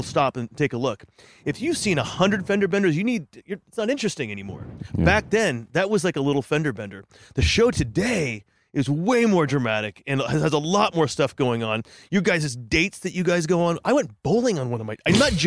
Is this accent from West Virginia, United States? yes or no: no; Santa Barbara, California, United States; I'm from Santa Barbara, but I was going to school up here